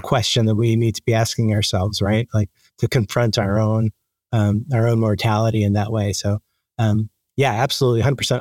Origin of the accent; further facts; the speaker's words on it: Dominican Republic; moved away; I was born in the Dominican Republic